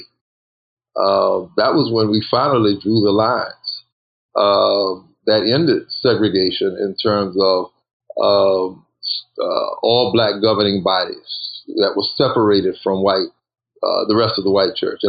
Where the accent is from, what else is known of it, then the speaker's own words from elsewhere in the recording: South Carolina, United States; I grew up in South Carolina and pastored